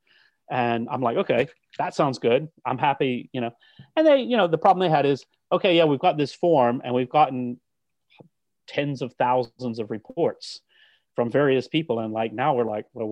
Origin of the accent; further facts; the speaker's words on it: United States; accent: American; now in United Kingdom; As a British citizen with an American accent